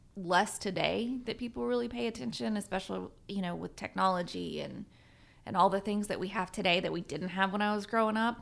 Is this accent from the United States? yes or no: yes; Southern Virginia, United States; now in Guthrie, United States; I grew up in Southern Virginia.